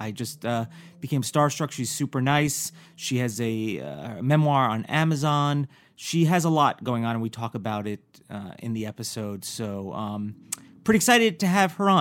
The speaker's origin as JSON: {"language": "English", "region": "New York", "country": "United States", "tie": "born or raised there", "said": "I'm also from New York, and I remember growing up"}